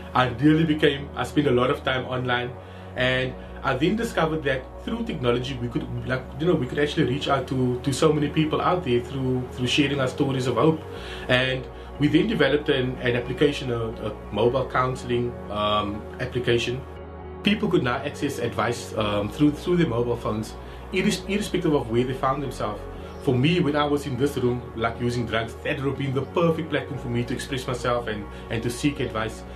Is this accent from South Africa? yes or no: yes; Cape Town, Western Cape, South Africa; Growing up on the Cape Flats